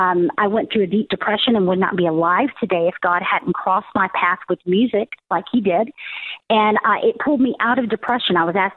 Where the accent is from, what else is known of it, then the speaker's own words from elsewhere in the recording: Texas, United States; I'm from Texas. We all are down here.